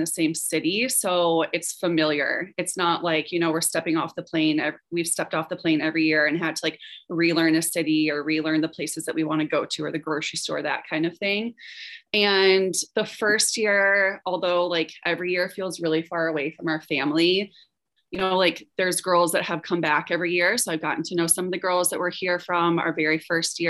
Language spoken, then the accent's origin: English; Atlanta, Georgia, United States; also born or lived in Detroit, Michigan / Sweden / Russia; now in Charleston, United States; I am from Atlanta, Georgia